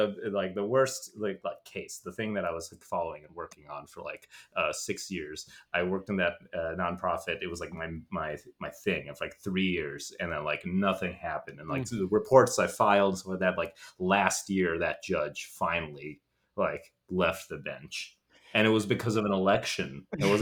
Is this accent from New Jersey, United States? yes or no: no; Chicago, Illinois, United States; I'm from Chicago, Illinois.